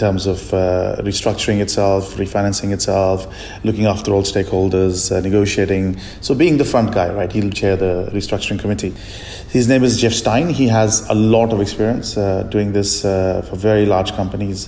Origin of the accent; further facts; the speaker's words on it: India; moved away; I'm from India and still have a lot of friends and family there